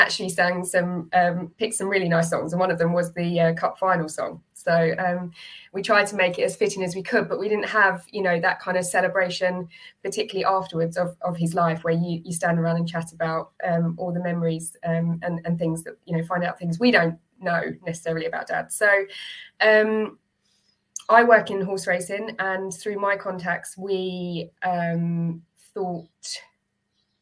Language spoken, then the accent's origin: English; Essex, East of England, United Kingdom; also born or lived in Newcastle; we grew up in Essex. That's where Mum and Dad grew up